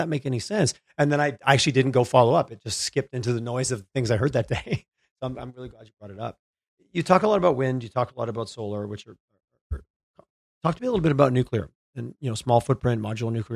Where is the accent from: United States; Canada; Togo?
Canada; Quebec; moved away; I grew up in Quebec